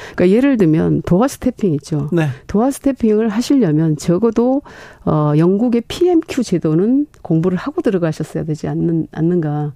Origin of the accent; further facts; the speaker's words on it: Honam, South Korea; 제가 이제 호남 출신이고 여성이고